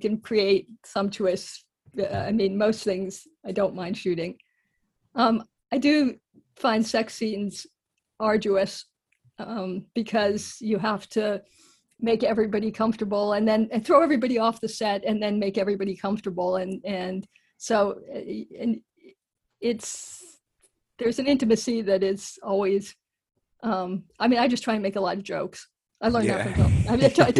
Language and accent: English; United Kingdom; also born or lived in United States; That's correct, but I always have to clarify this, that I am British as well.